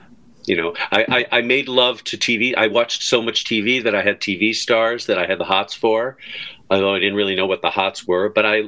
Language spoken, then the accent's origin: English; Skokie, Illinois, United States; Cause we're from Skokie. So she had the Skokie accent.